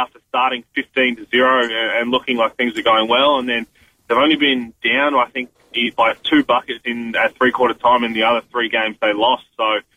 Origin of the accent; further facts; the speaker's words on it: Hahndorf, South Australia, Australia; I grew up in Harndorf